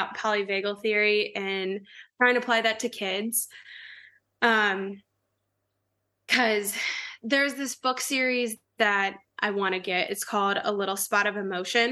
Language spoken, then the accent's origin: English; Kentucky, United States; I grew up in Kentucky, so there's a lot of cows around where I grew up